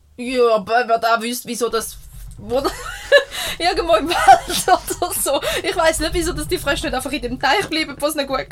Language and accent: German; Switzerland; ich bin in dem Dorf aufgewachsen. Ich, wohne, ich habe vier Jahre nicht hier gewohnt